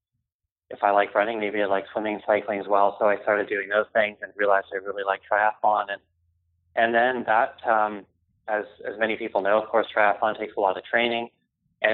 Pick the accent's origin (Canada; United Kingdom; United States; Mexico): Canada; I grew up in Canada